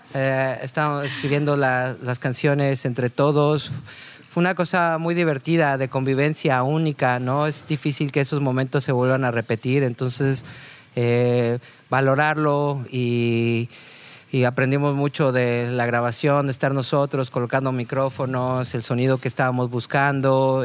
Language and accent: Spanish; Mexico; para nosotros como mexicanos